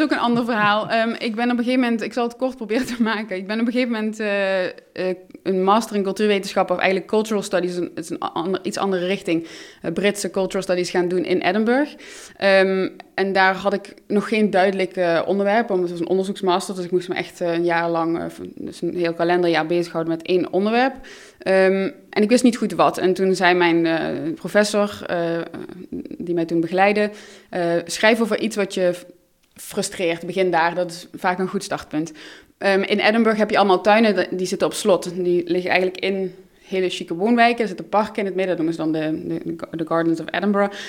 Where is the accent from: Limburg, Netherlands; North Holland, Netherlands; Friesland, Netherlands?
Limburg, Netherlands; Maastricht; first language Dutch; moved away as an adult; also born or lived in Utrecht; in mijn jeugd ook ervaren in Maastricht.